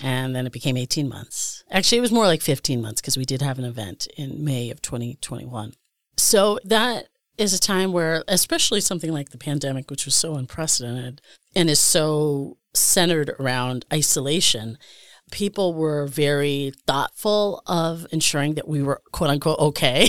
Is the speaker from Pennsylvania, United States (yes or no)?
yes; Scranton, Pennsylvania, United States; also born or lived in Pittsburgh, Pennsylvania; now in Milwaukee, United States; I'm originally from Scranton